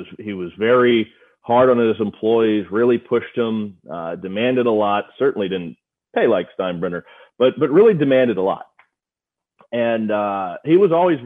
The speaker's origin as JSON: {"language": "English", "region": "Missouri", "country": "United States", "tie": "born or raised there", "said": "I grew up in Missouri"}